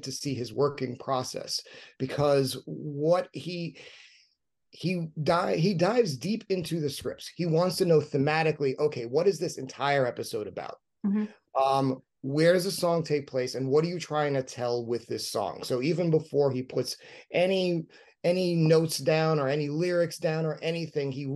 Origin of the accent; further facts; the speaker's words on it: New York City, New York, United States; both Rodney and I grew up in New York City